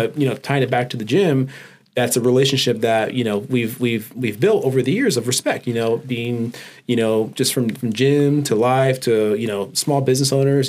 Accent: Oxnard, California, United States; I'm born and raised in Oxnard, California

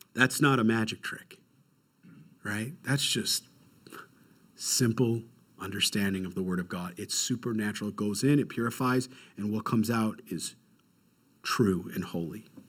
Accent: Rochester, New York, United States; I'm from Rochester, New York

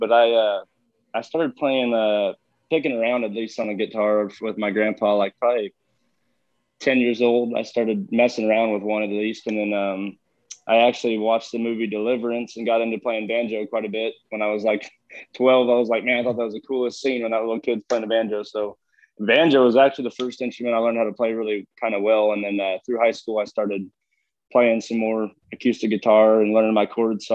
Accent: California, United States; moved away as an adult; I grew up, my family's of, you know, generations and generations of ranching and farming, and I'm from California

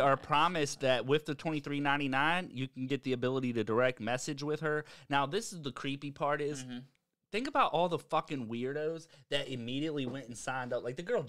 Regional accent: Virginia, United States

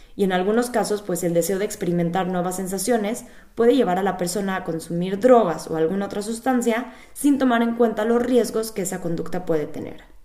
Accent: Mexico; now in Berlin, Germany; soy psicóloga clínica de origen mexicano

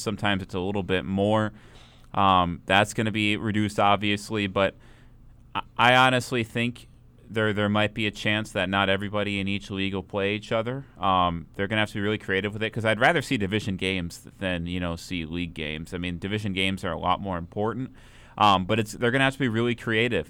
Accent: Minnesota, United States; being from Minnesota

